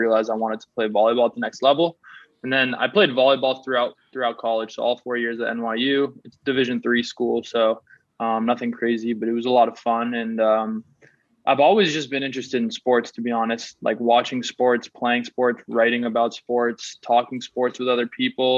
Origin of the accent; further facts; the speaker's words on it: Newton, Massachusetts, United States; also born or lived in New York City; I grew up in Newton, Massachusetts, so it's right outside Boston